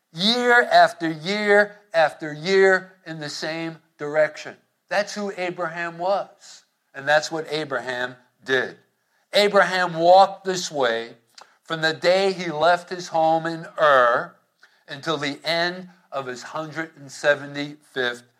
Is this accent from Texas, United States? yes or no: no; Hoboken, New Jersey, United States; growing up in Hoboken